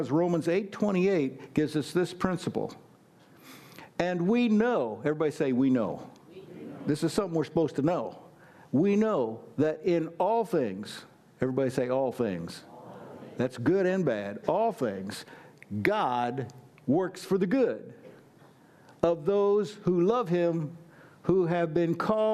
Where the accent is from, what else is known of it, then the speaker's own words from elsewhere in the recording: United States; I'm an American